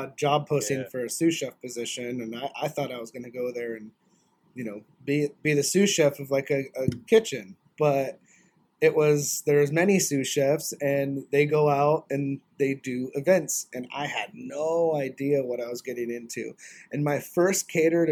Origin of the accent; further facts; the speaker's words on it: North Idaho, United States; moved away as an adult; also born or lived in Spokane, Washington; now in Florida, United States; I didn't grow up in Florida. I grew up in North Idaho.